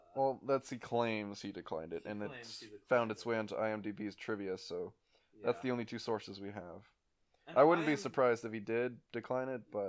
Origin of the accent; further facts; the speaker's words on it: Canada; moved away; I'm Canadian, but my, like... I guess... When I grew up in Canada, so I identify with Canada, and I'm a Canadian citizen and all that stuff. But when I lived in Canada, I didn't identify with Canada.